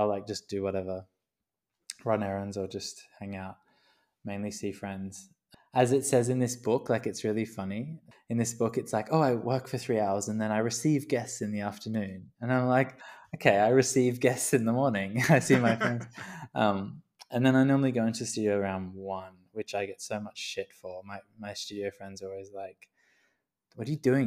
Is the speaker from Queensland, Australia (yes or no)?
yes; Queensland, Australia; I grew up in Queensland